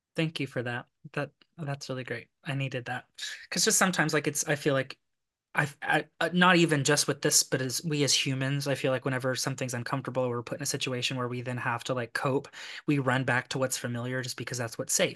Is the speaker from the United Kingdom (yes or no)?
no; Lexington, Kentucky, United States; I'm from Kentucky